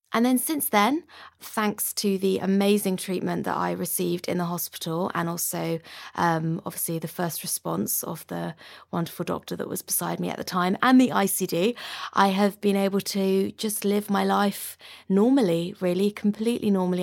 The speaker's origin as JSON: {"language": "English", "region": "London", "country": "United Kingdom", "tie": "born or raised there", "said": "I'm a musician, born and bred in London."}